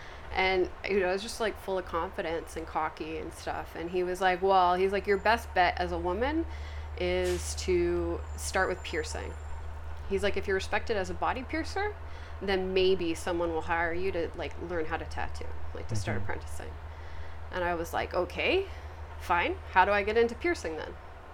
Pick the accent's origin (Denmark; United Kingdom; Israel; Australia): United Kingdom; England; born there; moved away; And I was born in England